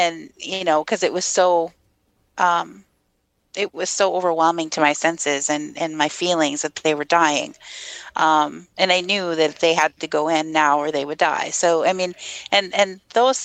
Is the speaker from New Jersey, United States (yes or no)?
no; Minnesota, United States; accent: Minnesota; also born or lived in Fargo-Moorhead; I was born and raised in Minnesota